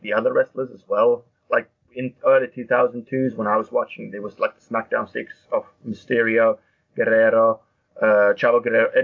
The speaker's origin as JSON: {"language": "English", "country": "Finland", "tie": "born or raised there", "moved": "as an adult", "lives_now": "United Kingdom", "said": "growing up in Finland watching wrestling"}